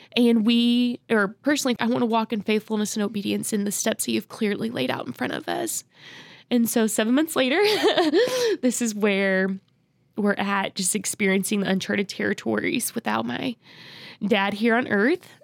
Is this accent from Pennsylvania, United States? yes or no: no; Oklahoma, United States; grew up in Oklahoma